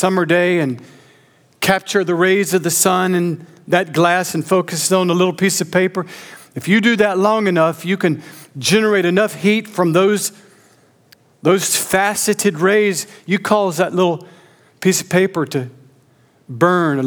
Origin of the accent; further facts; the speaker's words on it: Augusta, Georgia, United States; moved away; I grew up near Augusta, Georgia.